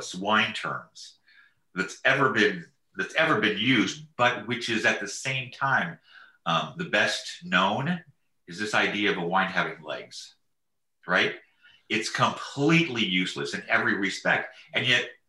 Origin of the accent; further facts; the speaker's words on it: Marin County, California, United States; I grew up in Marin County in Nevada